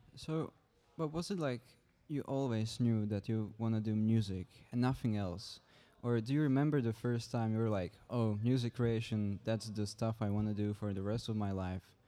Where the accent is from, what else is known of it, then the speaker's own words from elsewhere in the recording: Czechia; English is a second language; moved away as an adult; now in Struer, Denmark; I am twenty. I come from the Czech Republic